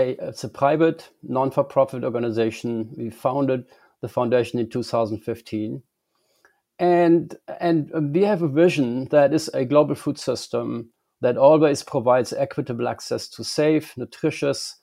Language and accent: English; Germany; moved away as an adult; I grew up in Germany